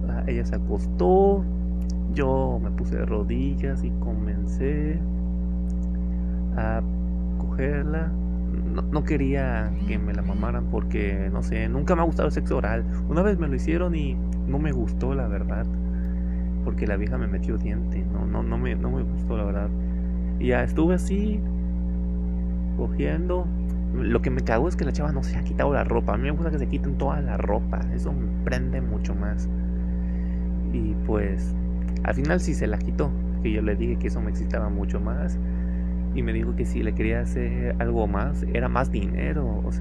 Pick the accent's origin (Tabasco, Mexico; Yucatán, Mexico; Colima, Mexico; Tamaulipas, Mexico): Tamaulipas, Mexico; Ciudad Madero; ¿Qué voy a estar haciendo en Altamira? Si yo soy de Madero.